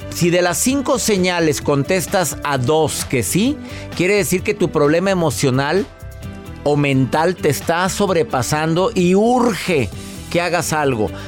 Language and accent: Spanish; Mexico; soy mexicano